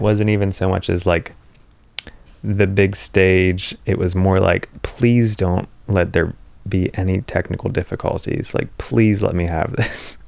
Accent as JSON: {"language": "English", "region": "Pennsylvania", "country": "United States", "tie": "born or raised there", "said": "where I grew up in Pennsylvania, the closest, like, big town is Morgantown, West Virginia"}